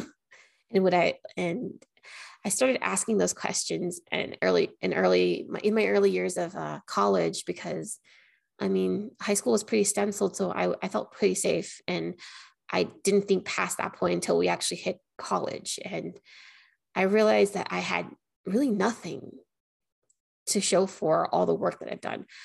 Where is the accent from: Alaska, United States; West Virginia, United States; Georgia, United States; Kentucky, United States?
Alaska, United States; Anchorage; moved away as an adult; now in Las Vegas, United States; I'm actually from Anchorage, Alaska. I moved to Nevada, Las Vegas, Nevada in 2021.